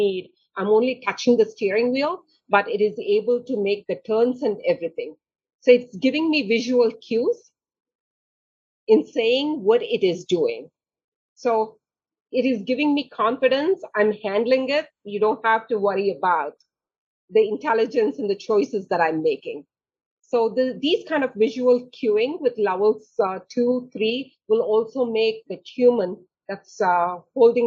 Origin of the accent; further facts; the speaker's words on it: India; also born or lived in Germany; now in United States; I was born in India.